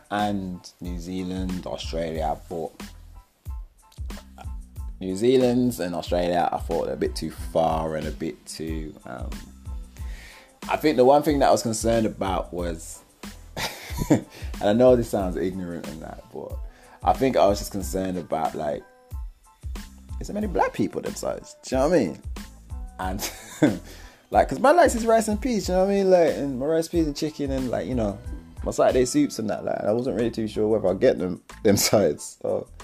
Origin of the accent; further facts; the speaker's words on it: Wolverhampton, West Midlands, United Kingdom; also born or lived in Wednesfield / Toronto; I'm from Wolverhampton